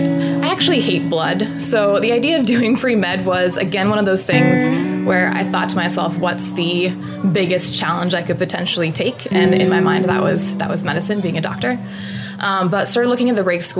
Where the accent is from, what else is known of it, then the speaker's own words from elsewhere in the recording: Lincoln, Nebraska, United States; I grew up in Lincoln, Nebraska, went to Northeast High School